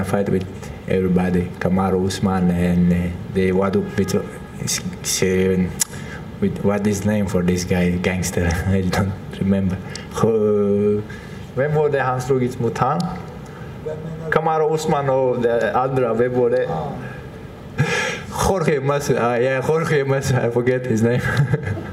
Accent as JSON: {"language": "English", "region": "Chechnya", "country": "Russia", "tie": "born or raised there", "second_language": "English", "moved": "yes", "said": "I'm born from Chechnya."}